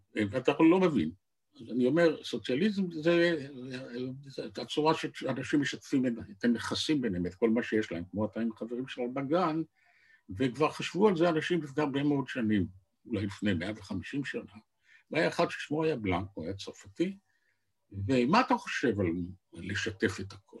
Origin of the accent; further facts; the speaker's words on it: Tel Aviv, Tel Aviv District, Israel; also born or lived in Jerusalem; גליתי לתל אביב, שזו עיר הולדתי